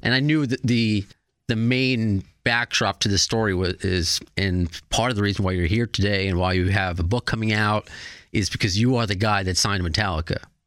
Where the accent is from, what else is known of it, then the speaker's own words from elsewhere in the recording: Baldwin Harbor, New York, United States; also born or lived in Brooklyn; a New, native New Yorker